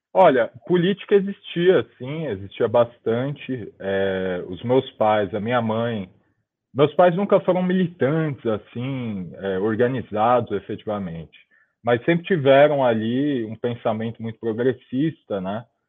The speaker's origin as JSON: {"language": "Portuguese", "region": "São Paulo", "country": "Brazil", "tie": "born or raised there", "said": "eu nasci em 1996, 27 de janeiro de 96, em São Paulo, na zona leste de São Paulo"}